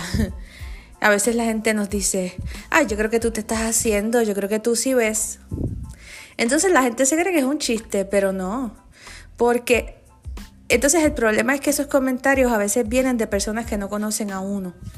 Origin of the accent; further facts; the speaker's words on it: Puerto Rico; los que somos de Puerto Rico